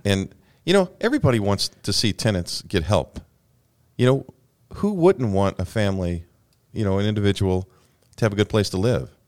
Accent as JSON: {"language": "English", "region": "Alabama", "country": "United States", "tie": "born or raised there", "moved": "yes", "said": "somebody from close to where I grew up in Alabama"}